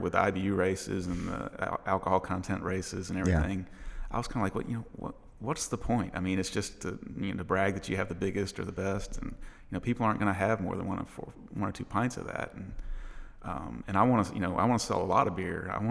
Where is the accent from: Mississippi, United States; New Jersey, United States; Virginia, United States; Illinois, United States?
Mississippi, United States; moved away as an adult; now in Nashville, United States; I'm from Mississippi.